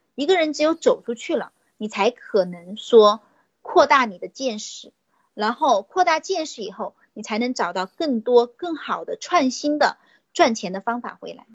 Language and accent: Chinese; Nanchang, Jiangxi, China; 我来自江西的南昌